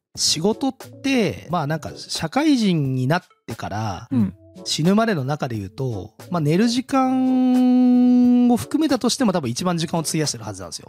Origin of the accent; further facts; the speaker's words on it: Kurume, Fukuoka, Japan; 地元福岡県久留米市っていうところ